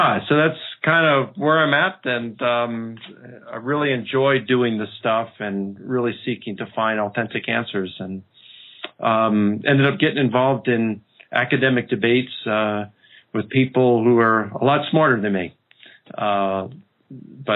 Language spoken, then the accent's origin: English; Baltimore, Maryland, United States; I grew up in Baltimore